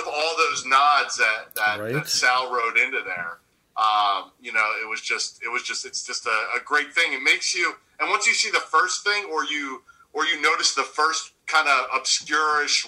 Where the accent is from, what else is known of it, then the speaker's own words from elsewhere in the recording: around Philadelphia, Pennsylvania, United States; I live outside of Philadelphia now. Grew up around